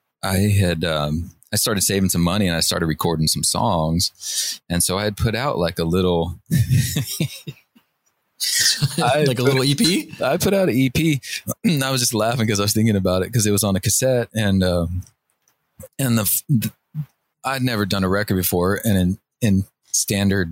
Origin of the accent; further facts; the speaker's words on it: Northern California, United States; moved away as an adult; also born or lived in Seattle, Washington; Growing up in Northern California.